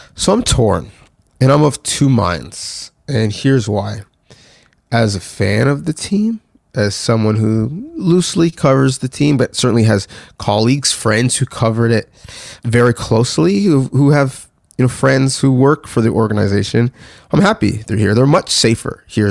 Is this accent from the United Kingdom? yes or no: no; Canada; I, am speaking, you know, as a Canadian specifically